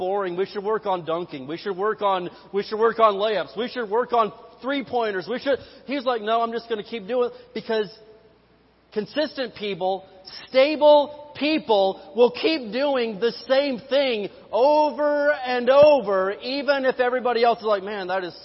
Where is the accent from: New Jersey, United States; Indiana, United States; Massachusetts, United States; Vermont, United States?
Indiana, United States; I am from Hoosier Land, the great state of Indiana